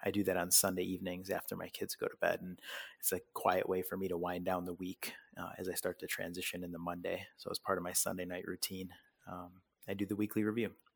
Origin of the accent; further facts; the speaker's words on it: Parma, Ohio, United States; also born or lived in Oxford, Ohio / Richfield, Ohio; I was born and raised in Parma, Ohio